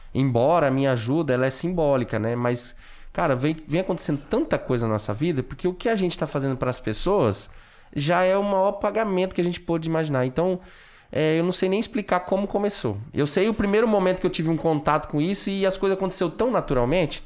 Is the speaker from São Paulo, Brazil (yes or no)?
yes; Junqueirópolis, São Paulo, Brazil; moved away as an adult; also born or lived in Limeira; eu, molecão, saí de Junquerópolis por, por conta da separação